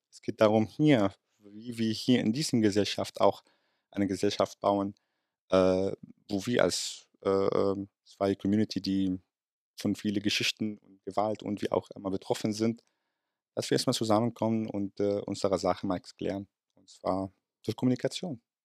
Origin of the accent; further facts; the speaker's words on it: Palestine; German is a second language; now in Germany; als Palästinenser